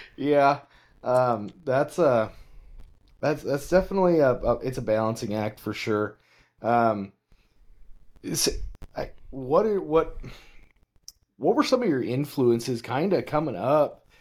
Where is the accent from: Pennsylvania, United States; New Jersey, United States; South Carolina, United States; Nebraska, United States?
Nebraska, United States; western; I grew up in, uh, big small town living in western Nebraska